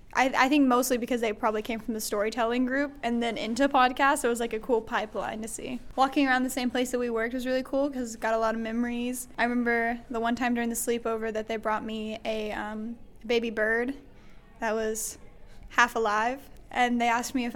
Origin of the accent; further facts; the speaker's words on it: Gatlinburg, Tennessee, United States; moved away as an adult; now in Berea, United States; I'm from Gatlinburg, Tennessee, right now residing in Berea College.